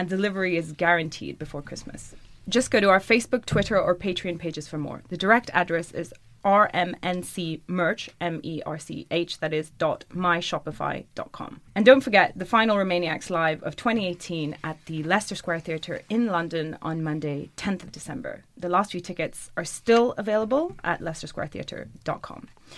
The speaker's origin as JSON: {"language": "English", "country": "Germany", "moved": "yes", "said": "In my home country of Germany"}